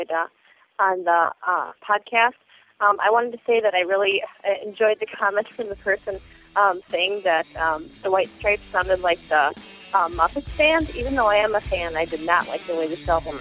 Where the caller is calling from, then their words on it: Appleton, Wisconsin, United States; I'm calling from Appleton, Wisconsin.